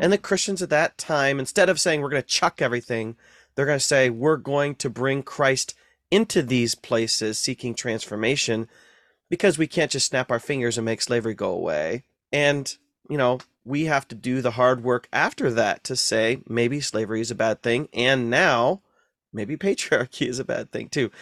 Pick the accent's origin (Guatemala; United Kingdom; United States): United States; North Central Ohio; I grew up in Ohio, North Central Ohio